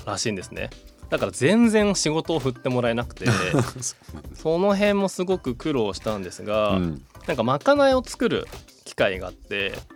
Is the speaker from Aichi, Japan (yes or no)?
no; Miura, Kanagawa, Japan; moved away as an adult; also born or lived in France; 僕はですねあの神奈川県の三浦という、はい、まあ、海の近くで育ったので